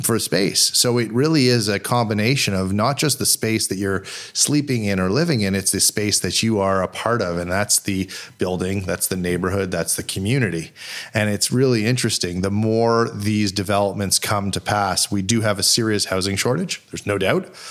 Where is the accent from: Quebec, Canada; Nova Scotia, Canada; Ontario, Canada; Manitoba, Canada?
Quebec, Canada; Montreal; moved away as an adult; now in Toronto, Canada; growing up in Montreal, truly fortunate to, to grow up in a city that was so small